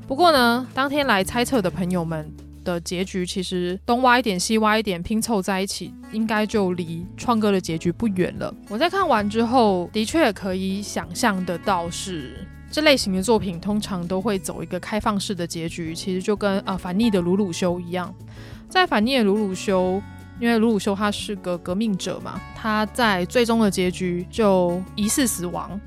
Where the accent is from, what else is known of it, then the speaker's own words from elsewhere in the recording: Taiwan; 身为台湾人，我自己在看《进击的巨人》